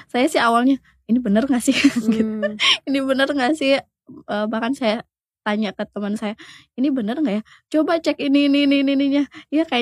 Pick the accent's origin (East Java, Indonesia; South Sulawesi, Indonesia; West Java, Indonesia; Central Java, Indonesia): West Java, Indonesia; Garut; now in Tangerang, Indonesia; apalagi kan saya aslinya kan nggak dari Tangerang